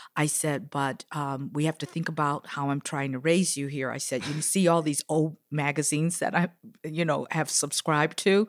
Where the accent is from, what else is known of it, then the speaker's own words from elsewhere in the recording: Chicago, Illinois, United States; I was raised in Chicago